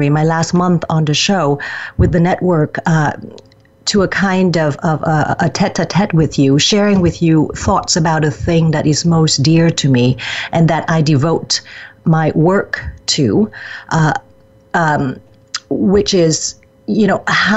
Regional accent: Vietnam; moved away; my home country of Vietnam. Even though I left it close to 40 years ago, it is still my home

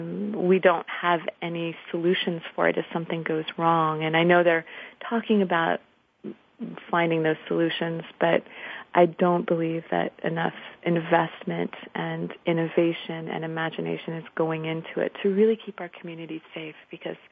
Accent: Washington, District of Columbia, United States; I'm from Washington, D.C.

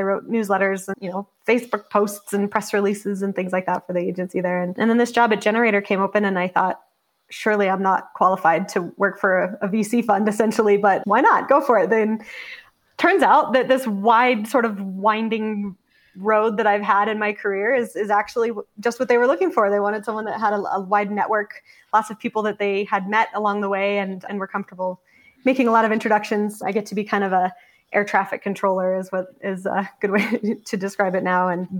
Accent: Denver, Colorado, United States; moved away as an adult; now in Cheyenne, United States; I grew up in the Denver area. So big city, basically suburbs of Denver. Went to high school there and grew up there.

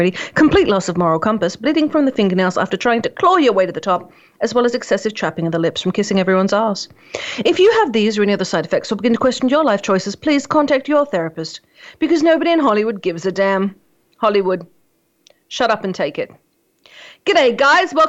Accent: Australia; I'm Australian

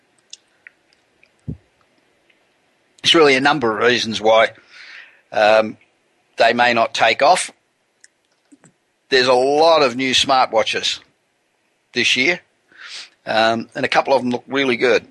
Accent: Los Angeles, California, United States; I'm broadcasting from my hometown of Los Angeles

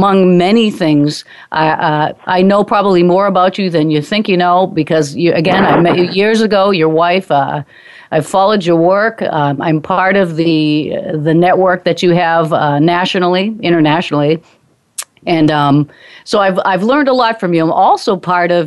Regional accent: Manchester, New Hampshire, United States; my hometown of Manchester, New Hampshire

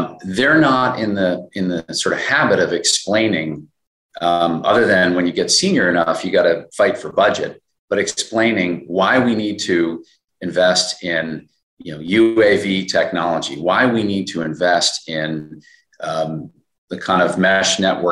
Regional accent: New York, United States; as a New Yorker myself

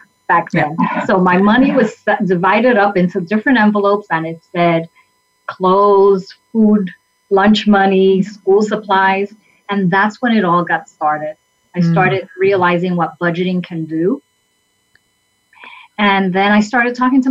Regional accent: New York City, New York, United States; I was born and raised in the South Bronx of New York

